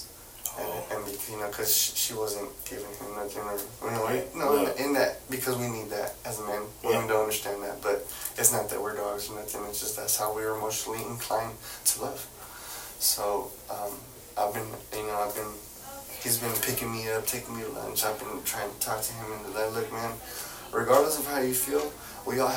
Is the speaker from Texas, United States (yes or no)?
yes; Fort Worth, Texas, United States; also born or lived in Dallas; I was born and raised in Fort Worth, so going to Dallas was like a different, it's a way different world